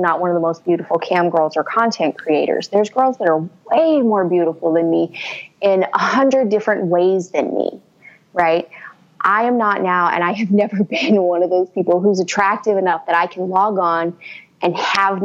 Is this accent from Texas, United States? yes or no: yes; Houston, Texas, United States; I grew up in Houston.